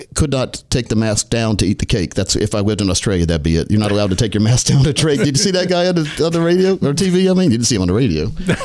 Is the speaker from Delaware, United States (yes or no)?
yes; Delaware, United States; born there; I lived in Delaware. I was born in Delaware, by the way, just a factoid.